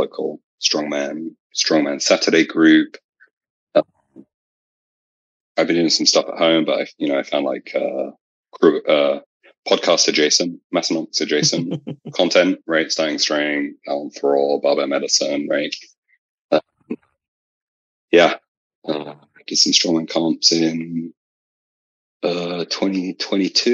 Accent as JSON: {"language": "English", "region": "England", "country": "United Kingdom", "moved": "as an adult", "lives_now": "California, United States"}